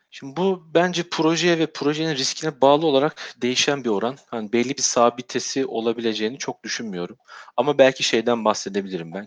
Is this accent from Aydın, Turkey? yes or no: no; Sivas, Sivas Province, Turkey; moved away as an adult; also born or lived in Istanbul; Doğma büyüme Sivaslıyım. Üniversite yıllarına kadar e, Sivas'ta yaşadım.